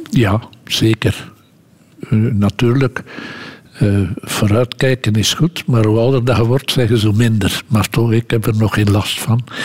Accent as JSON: {"language": "Dutch", "town": "Lede", "region": "Flanders", "country": "Belgium", "tie": "born or raised there", "said": "in onze straat woonden veel arbeiders die de trein naar Brussel namen. Want ik ben van Leden en dat is op de grote route tussen Gent en, Brussel"}